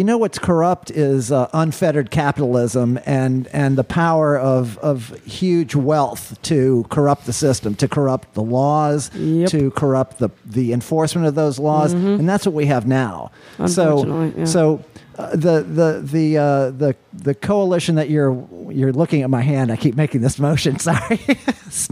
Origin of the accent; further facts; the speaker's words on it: New Orleans, Louisiana, United States; When I was growing up in New Orleans